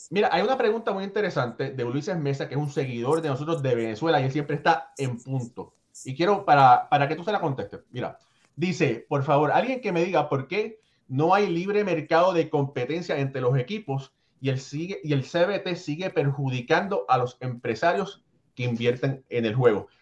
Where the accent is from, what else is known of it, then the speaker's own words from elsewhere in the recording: Puerto Rico; yo soy eh, boricua de padres cubanos